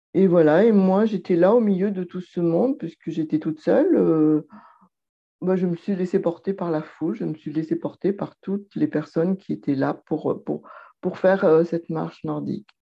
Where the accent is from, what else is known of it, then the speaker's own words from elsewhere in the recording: Lyon, Auvergne-Rhône-Alpes, France; je suis lyonnaise